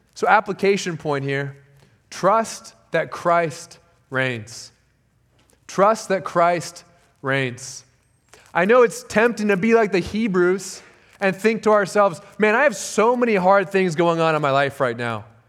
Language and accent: English; Southern California, United States; moved away as an adult; I was born and raised in Southern California, spent most of my life there